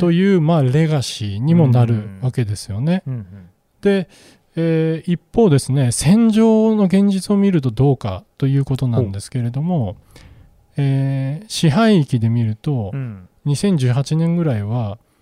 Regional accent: Japan; 私たち日本人

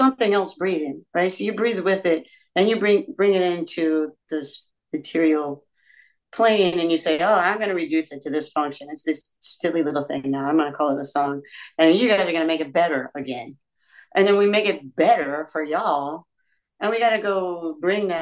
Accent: Georgia, United States; I'm from Georgia

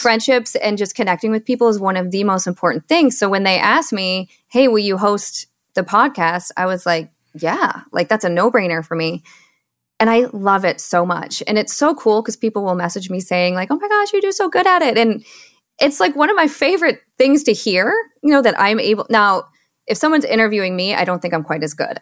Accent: Michigan, United States; moved away as an adult; also born or lived in Seattle; I was born and raised in Michigan

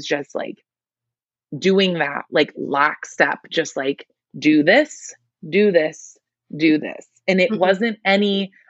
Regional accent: Michigan, United States; I'm in Michigan, I grew up in Michigan, I should say

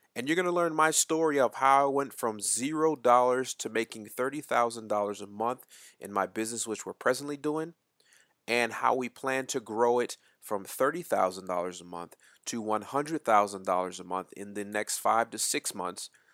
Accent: Winston-Salem, North Carolina, United States; moved away as an adult; also born or lived in Port Chester, New York; our family moved to the small town in Winston-Salem, North Carolina, and that is where I basically was raised. I went to high school, middle school, elementary school, all of that right there in Winston-Salem, North Carolina.

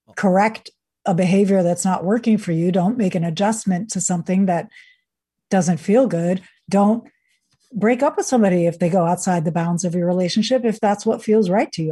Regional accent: New York, United States; also born or lived in Venezuela / Sweden; So I grew up in the United States, in New York, and, uh, went to Venezuela, where my father's side of the family is from, and Sweden, where my mother's side of the, where my mother is from

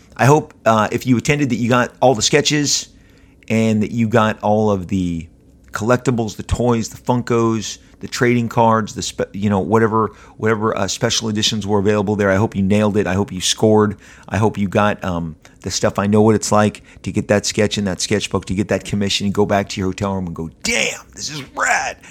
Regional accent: Southern California, United States; I'm born and raised in Southern California, been here my entire life

